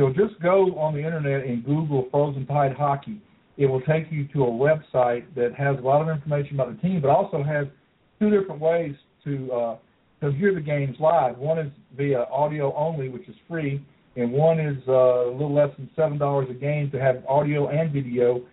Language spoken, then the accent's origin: English; Montgomery, Alabama, United States; when I was growing up in Montgomery